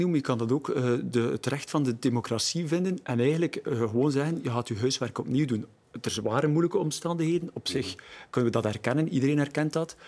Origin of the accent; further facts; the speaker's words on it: Deerlijk, Flanders, Belgium; Ik ben van Deerlijk, eh, ik ben er ook eerste schepen